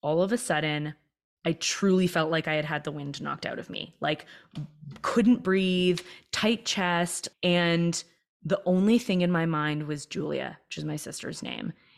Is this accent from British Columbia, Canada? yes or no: no; Toronto, Ontario, Canada; I was born and raised in Toronto